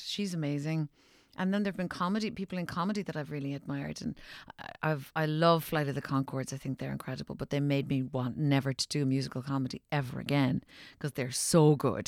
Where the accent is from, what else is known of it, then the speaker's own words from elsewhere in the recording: Ireland; growing up in Ireland where we're so superstitious